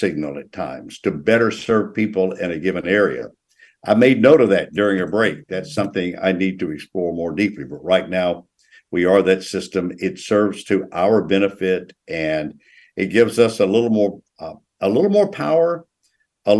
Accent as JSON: {"language": "English", "region": "Tennessee", "country": "United States", "tie": "born or raised there", "moved": "yes", "lives_now": "North Carolina, United States", "said": "neighboring Tennessee, my home state"}